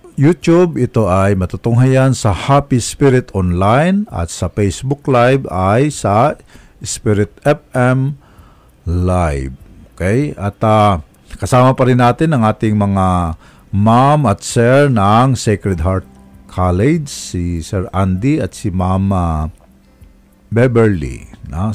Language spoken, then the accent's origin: Tagalog; Romblon, Mimaropa, Philippines; moved away; Sa amin, sa amin sa Romblon eh, magkadikit lang na bayan